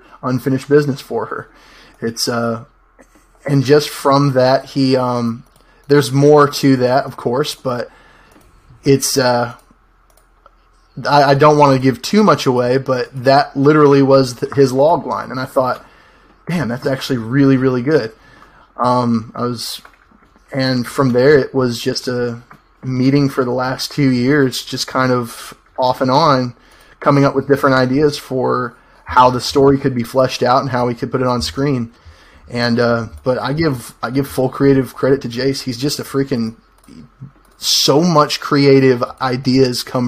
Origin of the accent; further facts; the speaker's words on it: Clanton, Alabama, United States; I'm a filmmaker from Clanton, Alabama